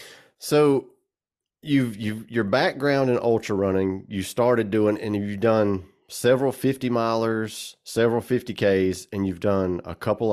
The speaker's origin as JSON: {"language": "English", "region": "South Georgia", "country": "United States", "said": "I'm from South Georgia. So, you know, this is dog country here."}